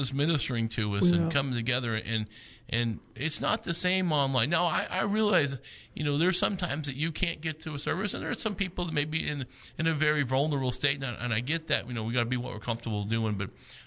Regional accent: United States; also born or lived in Oklahoma; As an American citizen

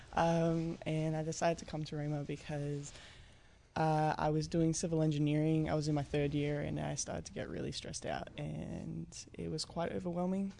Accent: Australia; moved away as an adult; I come from Australia

